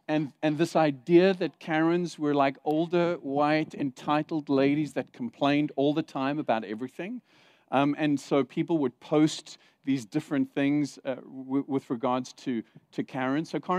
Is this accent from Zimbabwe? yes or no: yes; Zimbabwe; born there; also born or lived in Saudi Arabia / South Africa; Because I've lived in Saudi Arabia, I've lived in South Africa, I was born in Zimbabwe.